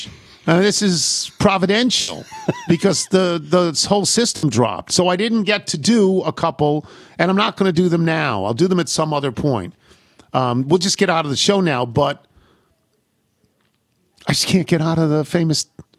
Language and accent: English; Frankfort, Kentucky, United States; Growing up in Frankfort, Kentucky, home to about 25,000, one of the smaller capital cities in the United States.